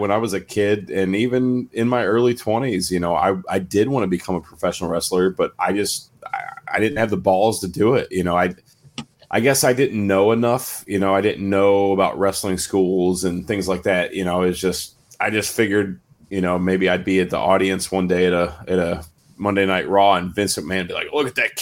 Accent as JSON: {"language": "English", "region": "West Virginia", "country": "United States", "said": "I'm from West Virginia, so I'm a country guy too"}